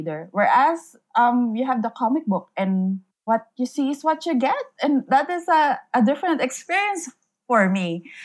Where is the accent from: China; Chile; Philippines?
Philippines; first language Filipino; English is a second language; I grew up in the province, so not in the city, like in the rural area